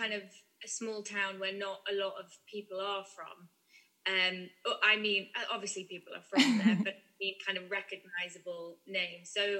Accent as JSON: {"language": "English", "region": "North Wales", "country": "United Kingdom", "tie": "born or raised there", "said": "I turned 15 that summer and we made this film in North Wales, in my hometown."}